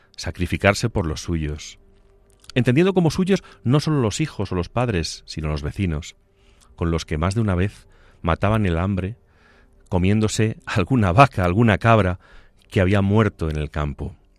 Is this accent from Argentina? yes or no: no; Spain; comencé a andar por la dehesa de mi pueblo, en las lindes de Extremadura